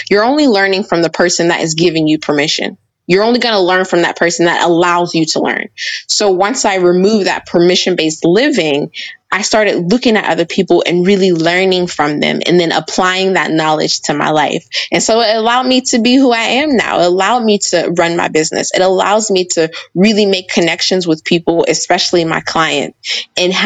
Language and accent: English; Pittsburgh, Pennsylvania, United States; I was born and raised in Pittsburgh